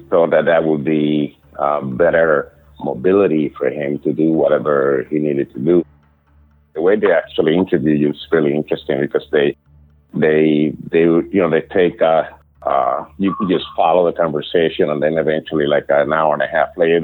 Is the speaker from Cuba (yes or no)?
yes; Cuba; now in United States; I came from Cuba, right? Cuba is a communist country